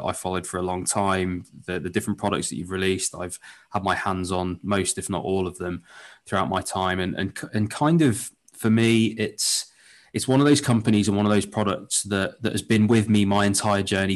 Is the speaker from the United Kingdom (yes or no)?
yes; United Kingdom; we're British